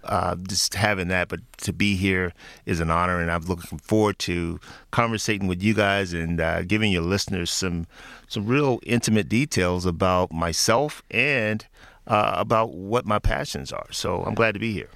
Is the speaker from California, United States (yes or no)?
no; Memphis, Tennessee, United States; moved away; back in my hometown of Memphis, Tennessee